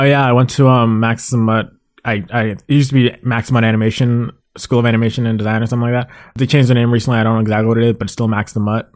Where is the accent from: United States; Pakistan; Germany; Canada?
Canada; Mississauga, Ontario; also born or lived in Brampton; I'm from Mississauga, you know, it's right outside Toronto, and be, pretty much lived there almost my entire life